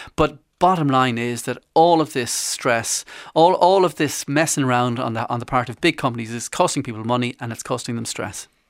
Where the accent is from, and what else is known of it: Ireland